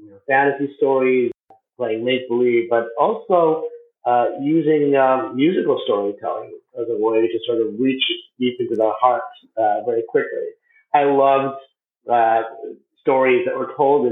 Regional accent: Arizona, United States; growing up in Arizona

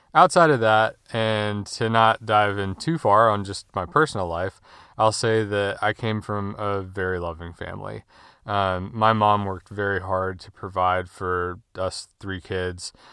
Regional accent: Winston-Salem, North Carolina, United States; I was born and raised in Winston-Salem, North Carolina, where I still live.

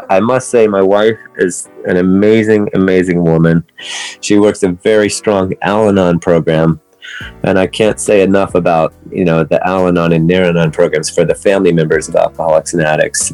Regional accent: West Virginia, United States; moved away as an adult; also born or lived in Atlanta, Georgia; now in Los Angeles, United States; I live in Los Angeles for the last 30 years now, but I grew up in West Virginia. I was born in Atlanta, Georgia

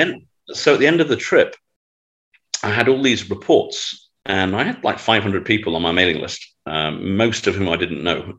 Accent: Manchester, North West England, United Kingdom; moved away; I'm you know from Manchester.

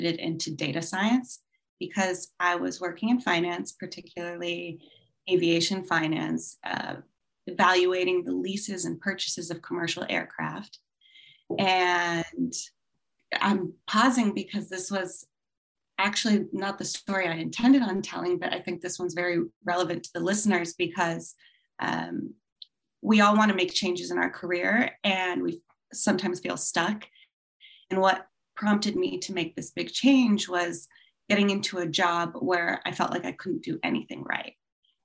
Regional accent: California, United States; also born or lived in Hong Kong; I'm from California. And as you said, based in Los Angeles

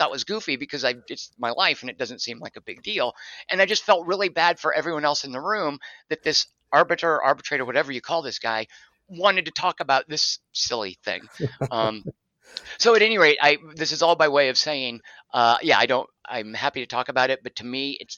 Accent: Arkansas, United States; moved away as an adult; now in Los Angeles, United States; I moved back to my home state of Arkansas and did community theater in Little Rock.

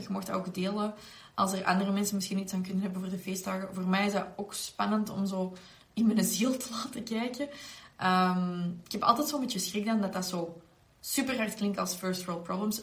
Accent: Belgium; zeker als Belgen

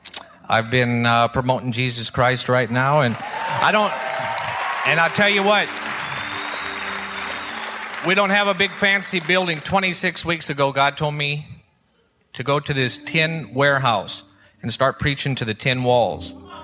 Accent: Gulfport, Mississippi, United States; I'm from Gulfport, Mississippi.

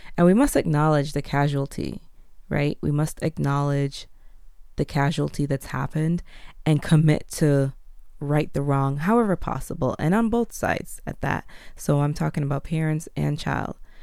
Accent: Jamaica; moved away; also born or lived in Canada / United States; being a Jamaican born, separated from my mother as a baby when she left the island

